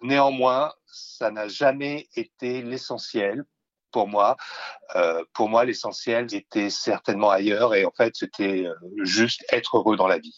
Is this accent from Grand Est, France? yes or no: yes; Verdun, Grand Est, France; je suis né en 1960 à Verdun